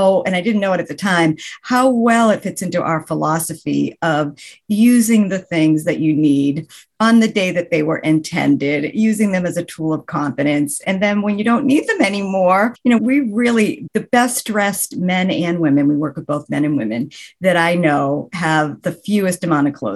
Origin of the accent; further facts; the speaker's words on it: Boston, Massachusetts, United States; I am from the Boston area, the New England area